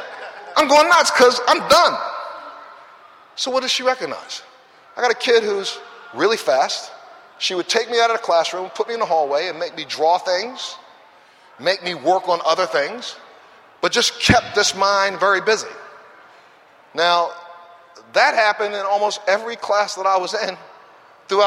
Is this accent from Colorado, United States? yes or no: no; Baltimore, Maryland, United States; I'm that kid that came from the ghetto, the throwaway neighborhood that right now, if you look up Cherry Hill, is still considered Baltimore's worst ghetto.